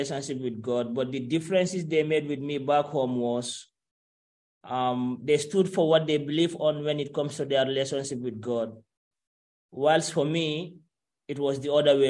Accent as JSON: {"language": "English", "country": "Gambia", "tie": "born or raised there", "moved": "as an adult", "said": "I lived in Gambia and I went to school. I went to high school"}